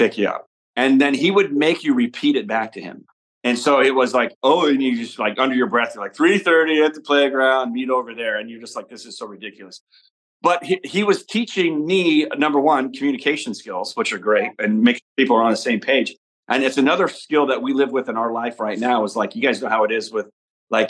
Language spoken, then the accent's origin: English; Omaha, Nebraska, United States; we grew up in Omaha, Nebraska, and it's all football